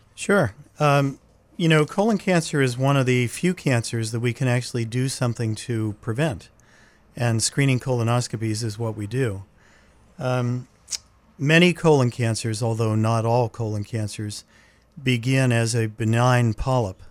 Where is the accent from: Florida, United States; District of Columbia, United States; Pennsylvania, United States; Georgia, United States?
Pennsylvania, United States; Laurel Highlands, southwestern; moved away as an adult; now in New England, United States; I grew up in the, in the mountainous area of southwestern Pennsylvania. It's the area known as the Laurel Highlands